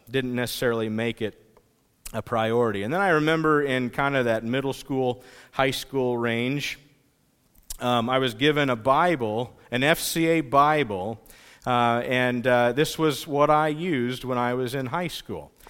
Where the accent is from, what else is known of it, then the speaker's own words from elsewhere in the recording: Pomeroy, United States; I grew up in the Pomeroy area